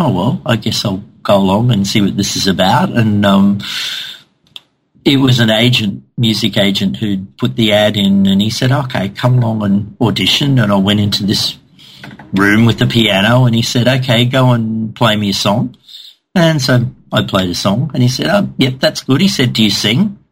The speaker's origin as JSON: {"language": "English", "town": "Cairns", "region": "Queensland", "country": "Australia", "tie": "born or raised there", "said": "I'd moved back to my hometown of Cairns in the north of Australia"}